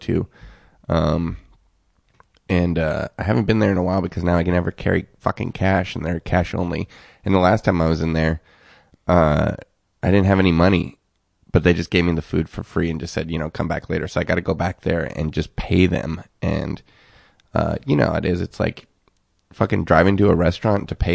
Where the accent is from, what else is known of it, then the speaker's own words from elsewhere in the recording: Seattle, Washington, United States; now in Los Angeles, United States; growing up in Seattle